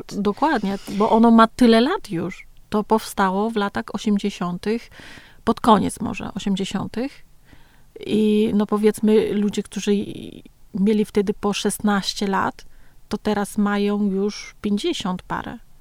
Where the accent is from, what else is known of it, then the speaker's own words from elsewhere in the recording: Nam Dinh Province, Vietnam; Polish is a second language; now in Warsaw, Poland; urodziłam się w Dinh